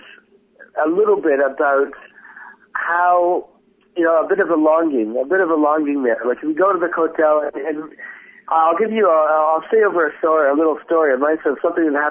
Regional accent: Toronto, Ontario, Canada; moved away as an adult; now in Israel; I'm a Canadian originally, I'm from Toronto

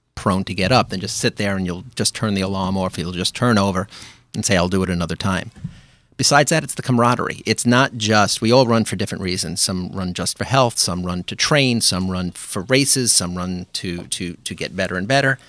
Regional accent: New York City, New York, United States; moved away as an adult; also born or lived in Park Slope; now in New Rochelle, United States; I grew up in Brooklyn. I grew up in Flatbush

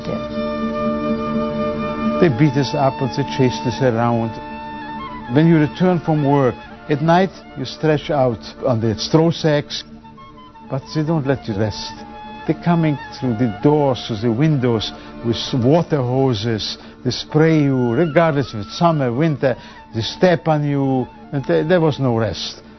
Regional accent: Oświęcim, Lesser Poland, Poland; moved away; Closer and closer to my hometown

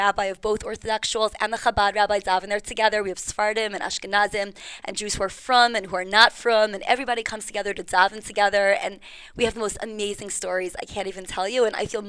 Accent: Five Towns, New York, United States; moved away as an adult; now in Charleston, United States; I come from the Five Towns.

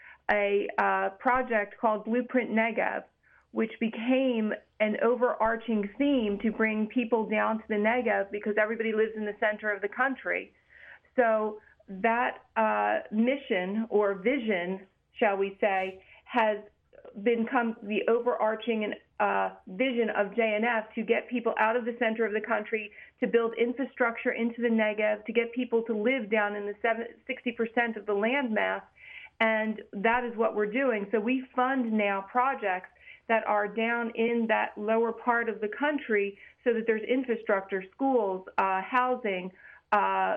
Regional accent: United States; we as American Jews

